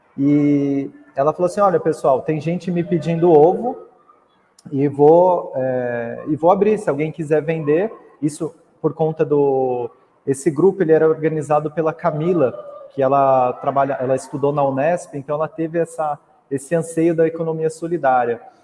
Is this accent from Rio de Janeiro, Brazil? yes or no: no; Mogi das Cruzes, São Paulo, Brazil; sou de Mogi das Cruzes, ali da região de Itaiaçupeba